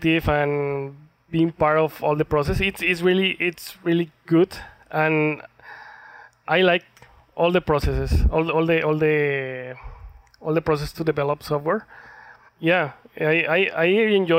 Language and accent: English; Colombia; moved away as an adult; now in Calgary, Canada; I am from Colombia